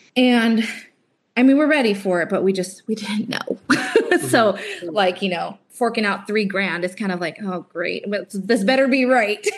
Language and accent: English; California, United States; moved away; we were from California